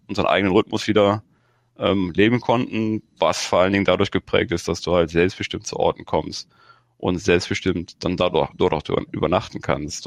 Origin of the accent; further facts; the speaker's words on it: Germany; ich komme ja aus dem Grenzgebiet zu Holland, und selbst da war es halt früher so, dass wenn du rübergefahren bist als Kind